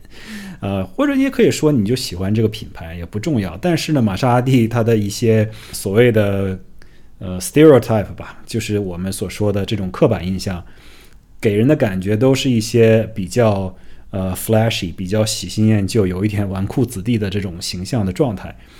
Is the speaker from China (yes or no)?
yes; China; now in United States; 我们来自于中国的家庭